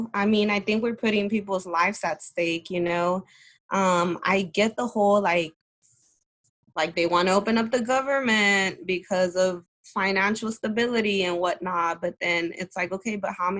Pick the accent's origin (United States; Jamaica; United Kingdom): United States; Houston, Texas; I am from Houston, Texas.